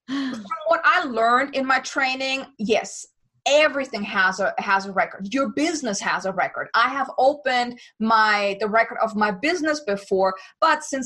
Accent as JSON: {"language": "English", "country": "Germany", "moved": "as an adult", "lives_now": "United States", "said": "I'm from Germany"}